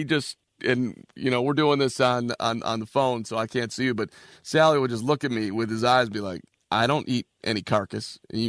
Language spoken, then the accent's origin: English; Chicago, Illinois, United States; I grew up in Chicago, Cade, so I was 11 years old when MJ was a rookie.